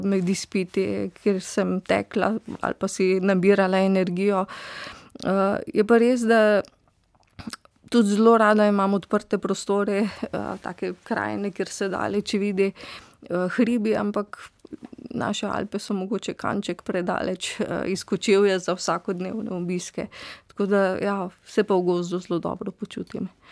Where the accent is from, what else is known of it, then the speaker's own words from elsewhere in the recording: Styria, Slovenia; also born or lived in Ljubljana; iz Štajerskih koncev smo bili tudi eh, domači polskavi, eh, v bistvu v bližini gozda pod znožjem Pohorja